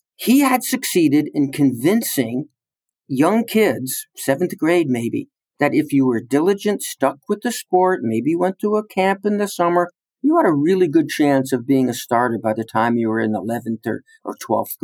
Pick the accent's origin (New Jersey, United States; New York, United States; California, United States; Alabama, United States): New Jersey, United States; now in West Point, United States; I'm a refugee from the state of New Jersey.